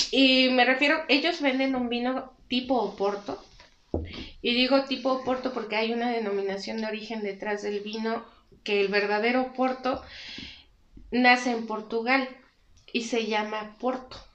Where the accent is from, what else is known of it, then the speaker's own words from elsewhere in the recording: Tequisquiapan, Querétaro, Mexico; Sí, yo soy oriunda de, de Tequisquiapan, Hacienda Grande.